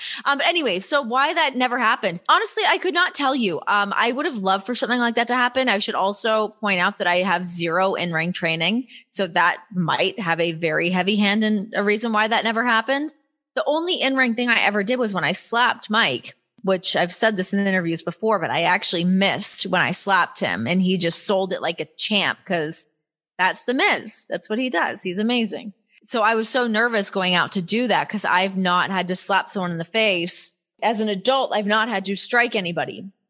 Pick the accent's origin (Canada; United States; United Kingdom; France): Canada; accent: Canadian; When I first signed to WWE, they made me take classes to get rid of my Canadian accent